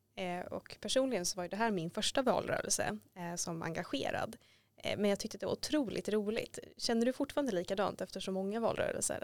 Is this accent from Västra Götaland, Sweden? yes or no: yes; Gothenburg, Västra Götaland, Sweden; now in Stockholm, Sweden; jag är själv från Göteborg och när jag flyttade hit